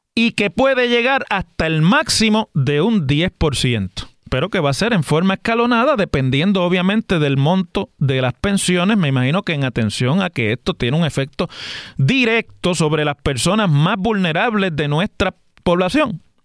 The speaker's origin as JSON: {"language": "Spanish", "country": "Puerto Rico", "said": "todos los que estamos aquí en Puerto Rico"}